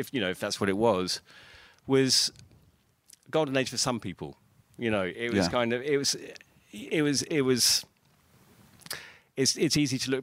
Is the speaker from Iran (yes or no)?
no; United Kingdom; I was growing up in Britain